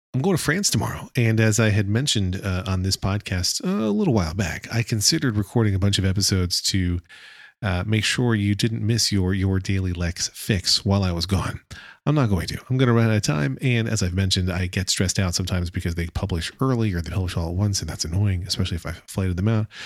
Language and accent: English; United States; accent: American English; my American English accent